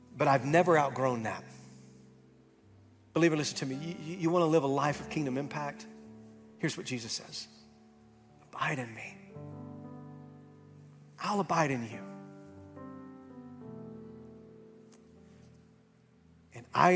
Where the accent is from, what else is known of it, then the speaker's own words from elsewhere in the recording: Camden, Arkansas, United States; moved away; I'm back home in Camden, Arkansas, my hometown